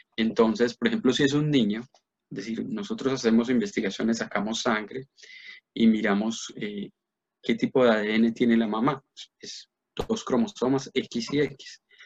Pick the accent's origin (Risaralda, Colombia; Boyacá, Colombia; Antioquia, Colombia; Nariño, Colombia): Antioquia, Colombia; Medellín; moved away as an adult; also born or lived in Bogotá; yo me fui, de Medellín eh, pues a 18 años y me fui para la Nacional